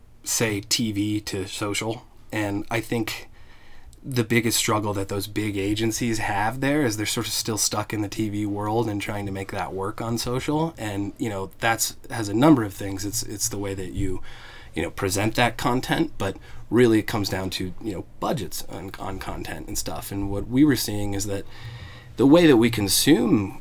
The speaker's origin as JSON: {"language": "English", "town": "Evergreen", "region": "Colorado", "country": "United States", "tie": "born or raised there", "also_born_or_lived": "Boulder / Denver", "said": "I grew up in Evergreen, Colorado"}